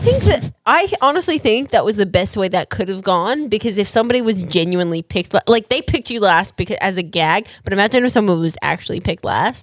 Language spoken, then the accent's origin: English; Australia; moved away; I'm actually from Australia. I was born and raised there